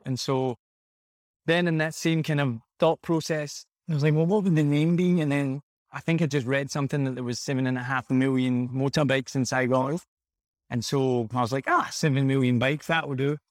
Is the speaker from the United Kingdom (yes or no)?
yes; Glasgow, Scotland, United Kingdom; moved away as an adult; also born or lived in United States / Australia / New Zealand; now in Vietnam; I'm from Glasgow in Scotland originally, and I, I left when I was, like, twenty years old.